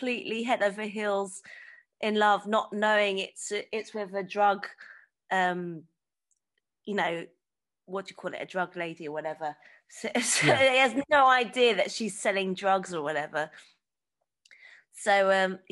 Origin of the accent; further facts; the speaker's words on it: Hong Kong; my dad's from Hong Kong and I grew up in Hong Kong also